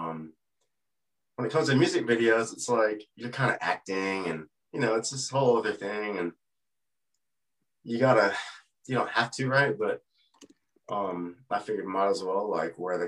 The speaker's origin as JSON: {"language": "English", "region": "Texas", "country": "United States", "tie": "born or raised there", "also_born_or_lived": "California coast", "moved": "yes", "lives_now": "Artesia, New Mexico, United States", "said": "I grew up in Texas"}